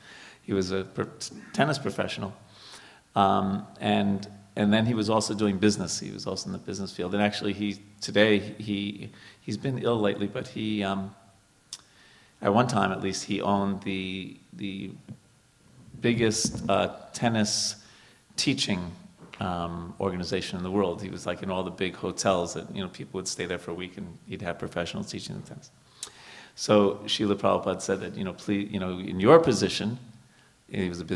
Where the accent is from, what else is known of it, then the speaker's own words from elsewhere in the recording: New York, United States; moved away as an adult; also born or lived in India; I'm from New York